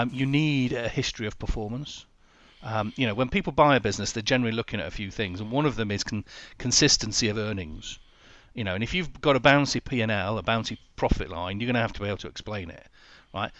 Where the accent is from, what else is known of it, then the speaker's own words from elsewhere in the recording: Sheffield, Yorkshire and the Humber, United Kingdom; moved away; I'm originally from Sheffield